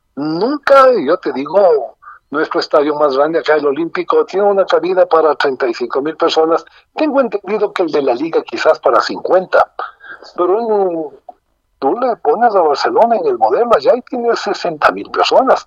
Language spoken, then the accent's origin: Spanish; Ecuador